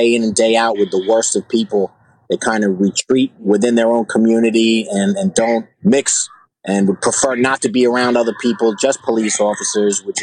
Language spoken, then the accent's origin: English; United States; I grew up outside of the city in a suburb of the city, about an hour away, Mayapack